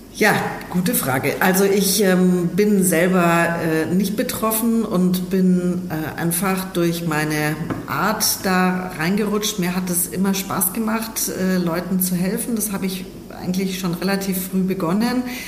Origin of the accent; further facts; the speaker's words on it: Germany; bei uns in Deutschland äh, bzw. in Europa